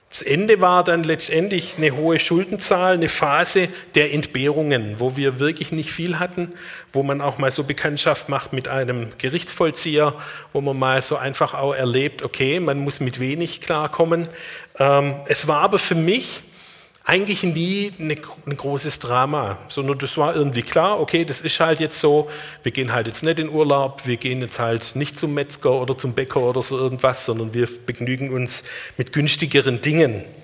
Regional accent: Marbach, Baden-Württemberg, Germany; born there; also born or lived in Black Forest; Ich bin 1970 in Marbach geboren.

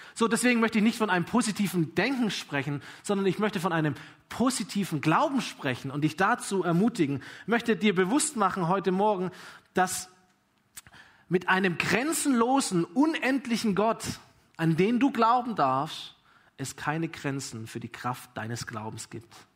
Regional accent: Germany; ich bin Deutscher

